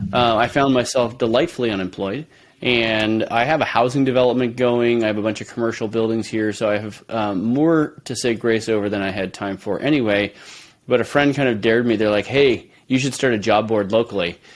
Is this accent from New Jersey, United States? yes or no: no; San Francisco Bay Area, California, United States; moved away as an adult; now in Moscow, Idaho, United States; I grew up in San Francisco Bay Area